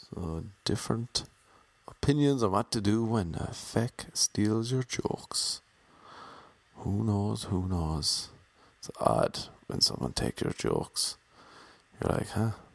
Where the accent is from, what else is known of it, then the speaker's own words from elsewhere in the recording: Ireland; accent: Irish; moved away as an adult; now in Los Angeles, United States; Back home in Ireland